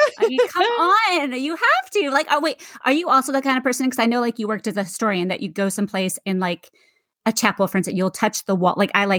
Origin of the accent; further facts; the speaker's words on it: Great Lakes, United States; moved away as an adult; also born or lived in Colorado; I grew up next to one of the Great Lakes. So not an ocean, but a Great Lake. And yes, I found out like, because I moved to Colorado for a while right out of college, and it's so landlocked.